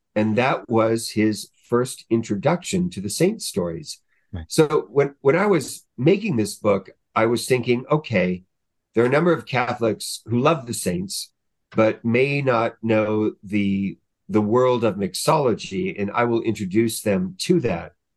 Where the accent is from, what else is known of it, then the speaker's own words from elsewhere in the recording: Southern California, United States; I grew up in Southern California